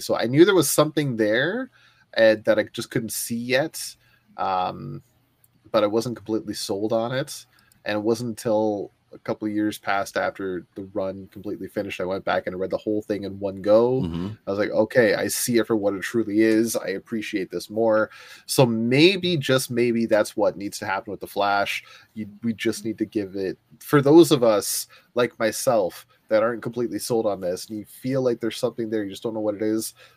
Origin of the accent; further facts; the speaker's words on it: Ontario, Canada; I'm from Ontario and I speak French